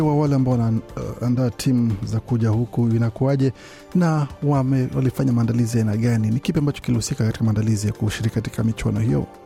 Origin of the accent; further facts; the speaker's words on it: Kenya; now in Bathurst, Australia; mi natoka Kenya